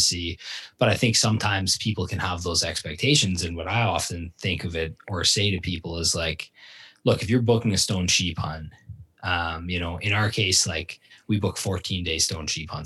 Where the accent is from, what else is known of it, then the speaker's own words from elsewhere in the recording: Ontario, Canada; moved away as an adult; also born or lived in Barrie / Owen Sound; now in British Columbia, Canada; where I grew up in Ontario